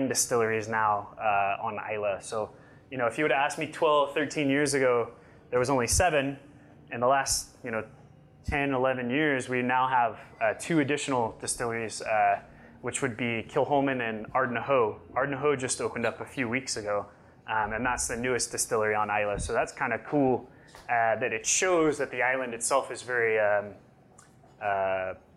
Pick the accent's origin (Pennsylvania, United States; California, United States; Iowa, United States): California, United States; Yosemite; I grew up in Yosemite, so we actually had wild blackberry bushes where I grew up too